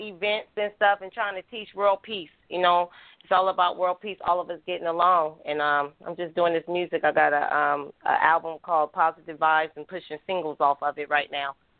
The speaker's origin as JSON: {"language": "English", "town": "Oakland", "region": "California", "country": "United States", "tie": "born or raised there", "also_born_or_lived": "Milwaukee", "said": "I'm from the same hometown she's from, from North Oakland"}